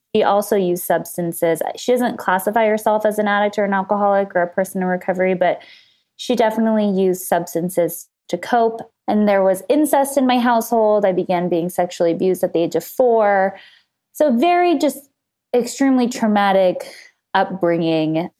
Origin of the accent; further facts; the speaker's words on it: Los Angeles, California, United States; I grew up in Los Angeles, just right outside of L A in the suburbs